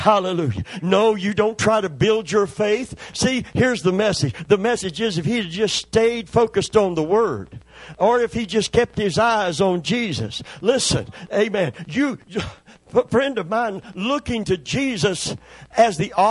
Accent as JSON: {"language": "English", "region": "Kentucky", "country": "United States", "moved": "yes", "lives_now": "Tampa Bay area, United States", "said": "I'm from Kentucky"}